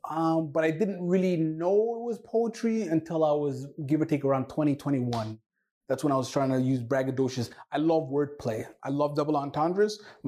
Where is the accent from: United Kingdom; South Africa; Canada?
Canada; first language Somali; English is a second language; also born or lived in Somalia / Toronto; I am a Somali-born Canadian. I am proud to be Canadian. I grew up in Ontario/Alberta. I started school when I was 8 years of age, and English was one of the most challenging things to learn